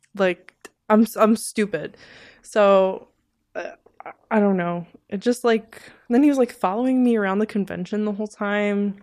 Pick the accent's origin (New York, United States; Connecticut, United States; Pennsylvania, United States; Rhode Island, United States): New York, United States; New York City; that's where I'm from. I'm from Sheepshead.